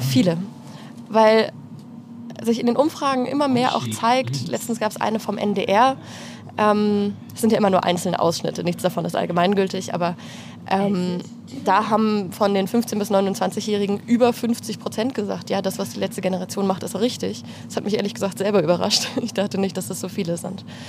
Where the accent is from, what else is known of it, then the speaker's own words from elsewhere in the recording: Radebeul, Saxony, Germany; moved away as an adult; also born or lived in Heidelberg; now in Berlin, Germany; Radebeul, das Dorf, also das Dorf, die Kleinstadt, wo ich herkomme